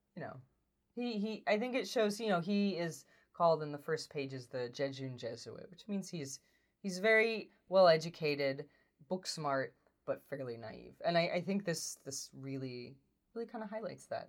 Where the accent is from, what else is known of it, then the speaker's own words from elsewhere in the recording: United States; as an American